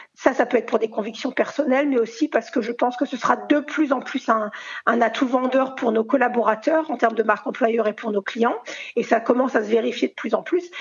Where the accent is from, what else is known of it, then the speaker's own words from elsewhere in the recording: Alsace, Grand Est, France; en tant qu'Alsacienne